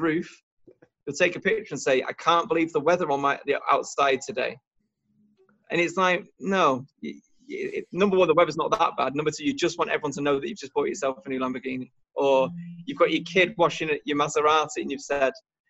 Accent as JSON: {"language": "English", "country": "United Kingdom", "also_born_or_lived": "Warrington", "said": "we're British"}